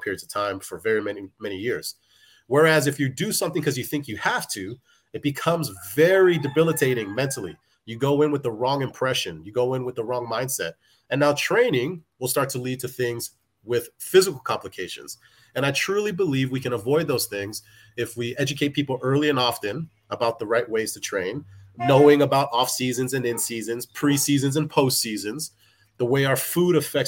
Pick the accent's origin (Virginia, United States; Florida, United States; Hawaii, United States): Hawaii, United States; Being an athlete as a kid, growing up in Hawaii, you play football, that's what everybody does.